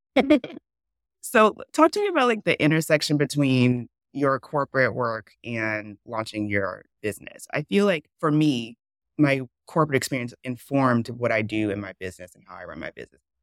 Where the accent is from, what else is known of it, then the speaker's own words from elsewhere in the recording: the South, United States; I grew up in the South. My family's from the South